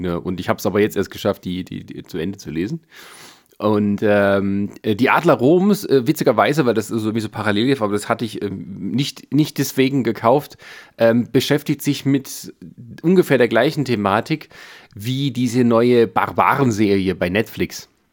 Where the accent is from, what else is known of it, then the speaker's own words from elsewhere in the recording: western Germany, Germany; moved away as an adult; now in eastern Germany; ich habe nicht mehr viele Jahre vor mir, dann wohne ich länger hier, als ich in der westlichen Heimat gewohnt habe